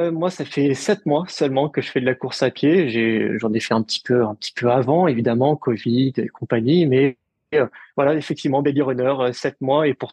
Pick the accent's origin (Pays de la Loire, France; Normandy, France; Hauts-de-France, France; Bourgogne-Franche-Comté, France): Hauts-de-France, France; Lille; Et puis, et puis je suis originaire de Lille, donc donc deux semaines après, il y a eu le semi de Lille.